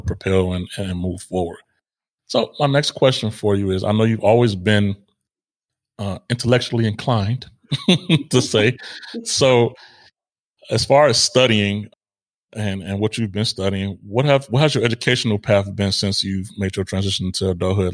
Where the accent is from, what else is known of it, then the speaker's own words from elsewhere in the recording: Israel; moved away; growing up in Israel, which I did partially as well